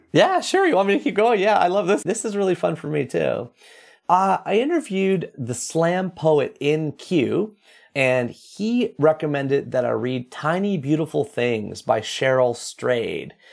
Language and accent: English; Toronto, Ontario, Canada; I grew up reading in the Toronto Star